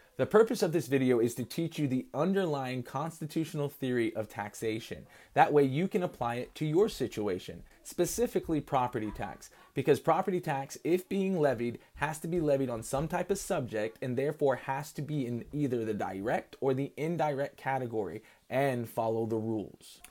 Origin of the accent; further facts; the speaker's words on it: United States; as American citizens